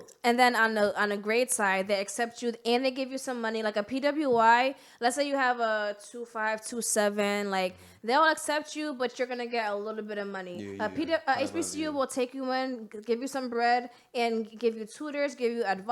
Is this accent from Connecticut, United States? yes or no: yes; Bridgeport, Connecticut, United States; I'm born and raised in Bridgeport, Connecticut.